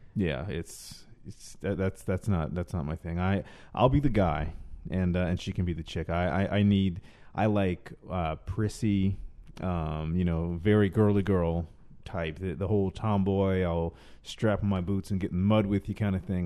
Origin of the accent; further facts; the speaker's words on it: the South, United States; now in Los Angeles, United States; I'm from the South originally